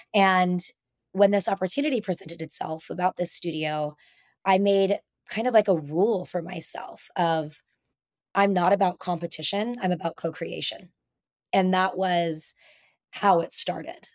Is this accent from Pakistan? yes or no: no; Reno, Nevada, United States; now in San Diego, United States; growing up in Reno, Nevada, in the mountains